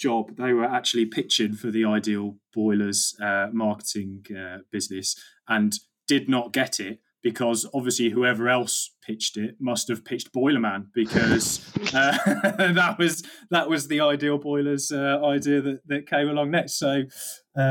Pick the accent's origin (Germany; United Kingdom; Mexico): United Kingdom; Halesowen, West Midlands; growing up in Hales Owen, it's very much a Villa-West Brom split.